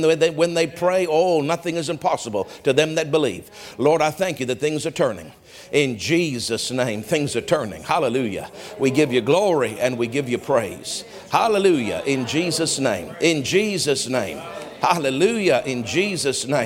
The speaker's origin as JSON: {"language": "English", "country": "Canada", "said": "we have a right as Canadian citizens"}